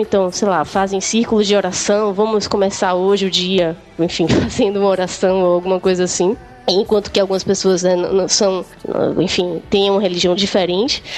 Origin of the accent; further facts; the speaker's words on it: Brazil; also born or lived in Canada; como brasileira